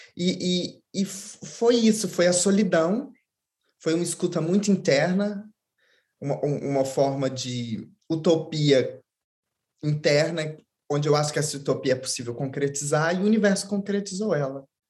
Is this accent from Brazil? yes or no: yes; Belo Horizonte, Minas Gerais, Brazil; eu sou de Belo Horizonte, uma cidade grande de 4 milhões de habitantes